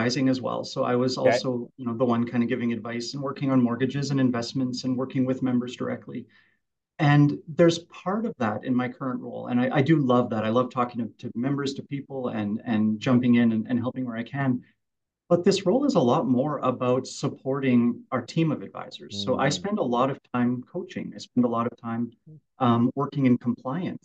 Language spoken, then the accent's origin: English; Kelowna, British Columbia, Canada; I was born and raised out around Winfield and Kelowna and always kind of worked around